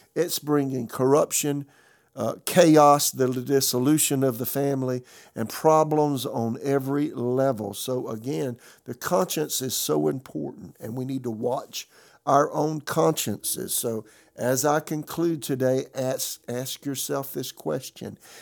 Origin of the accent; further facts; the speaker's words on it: South Carolina, United States; moved away as an adult; also born or lived in Tulsa; now in Raleigh, United States; I'm from South Carolina